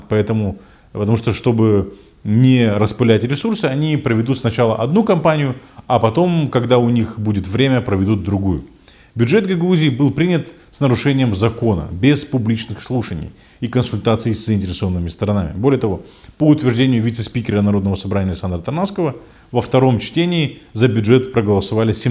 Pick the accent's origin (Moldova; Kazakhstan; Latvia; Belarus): Moldova; Kovchak, Gagauzia; нас в селе Ковчак, в родном селе, э, не пускают на встречу с Башканом